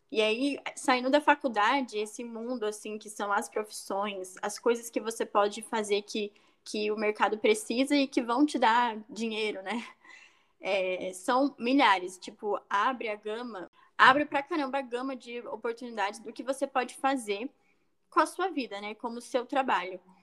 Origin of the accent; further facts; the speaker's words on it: interior of São Paulo, Brazil; eu tenho 21 anos, sou também do interior de São Paulo